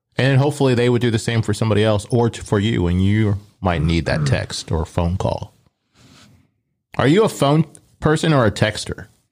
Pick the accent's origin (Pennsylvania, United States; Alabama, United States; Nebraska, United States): Nebraska, United States; Omaha; I grew up in Omaha